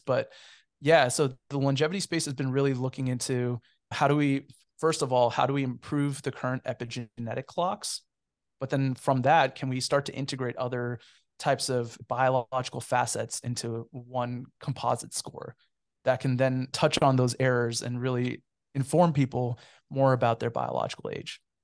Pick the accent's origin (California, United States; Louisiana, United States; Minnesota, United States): California, United States; Cupertino; moved away as an adult; also born or lived in Kentucky; I'm actually a native of the San Francisco Bay Area. I, I grew up in Cupertino, California.